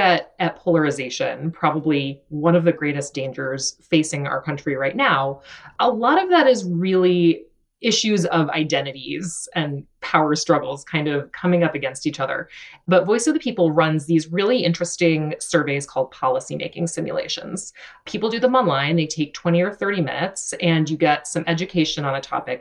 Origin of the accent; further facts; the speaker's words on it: Georgia, United States; moved away as an adult; also born or lived in New York City; I grew up in a conservative community in the South. I'm from Georgia